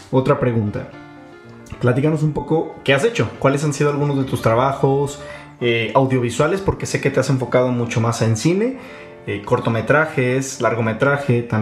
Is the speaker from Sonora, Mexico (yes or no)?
yes; Agua Prieta, Sonora, Mexico; yo crecí en el norte, yo, yo, crecí en Agua Prieta, nací en Los Noches y crecí en Agua Prieta